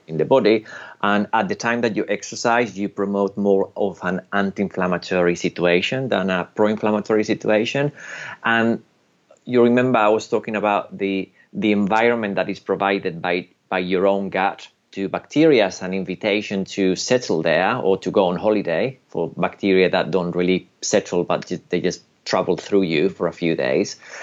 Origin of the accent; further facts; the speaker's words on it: United Kingdom; also born or lived in Spain; I'm British and Spanish, but I'm very Spanish in my ancestors